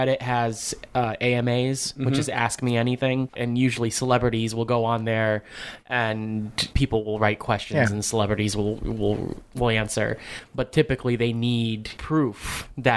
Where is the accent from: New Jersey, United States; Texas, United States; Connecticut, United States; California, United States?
Connecticut, United States; Bridgeport; And I grew up in Bridgeport. I walked the mean streets of Bridgeport as a young little kid